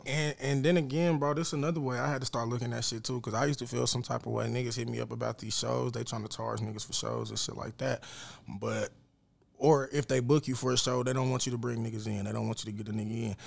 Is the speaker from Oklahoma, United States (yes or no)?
yes; Lawton, Oklahoma, United States; I'm from Lawton, bro. I'm putting on for Lawton